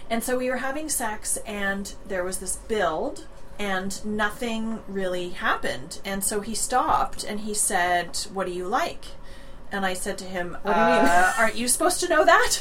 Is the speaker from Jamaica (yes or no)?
no; Toronto, Ontario, Canada; I grew up in Toronto